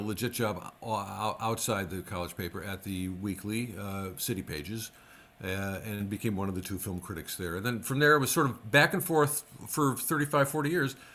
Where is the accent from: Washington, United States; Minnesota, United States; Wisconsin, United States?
Wisconsin, United States; Racine; growing up in Racine was perfect because you could get the Milwaukee stations and the Chicago stations